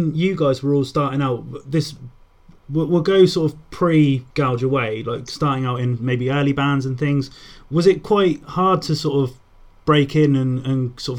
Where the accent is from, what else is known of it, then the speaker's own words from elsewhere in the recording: United Kingdom; being from the UK, I know nothing of what sort of the underground sort of DIY scene is like in America.